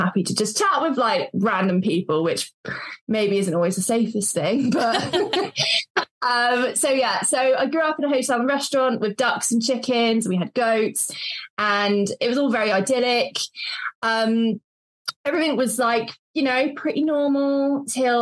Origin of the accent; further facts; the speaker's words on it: Devon, South West England, United Kingdom; also born or lived in Cornwall; I grew up in Devon for the first 18 years of my life, and then moved over the border to Cornwall.